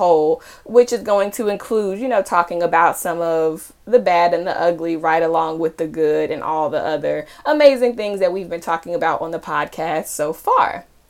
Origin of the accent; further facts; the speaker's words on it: Charlotte, North Carolina, United States; moved away as an adult; now in Connecticut, United States; I am originally from Charlotte, North Carolina, and I went to undergrad and grad school in the Carolinas